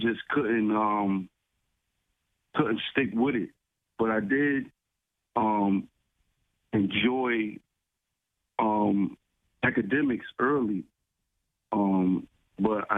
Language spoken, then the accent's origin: English; New Haven, Connecticut, United States; I was born in New Haven in 76. I grew up in the New Orleville neighborhood, also in a couple housing projects, Quinnipiac and out West Hills